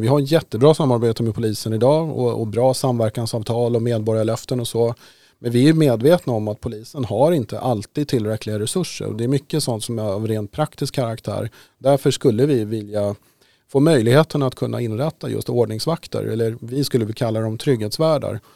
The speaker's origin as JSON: {"language": "Swedish", "town": "Haninge", "region": "Stockholm County", "country": "Sweden", "tie": "born or raised there", "said": "i Haninge då där jag växte upp"}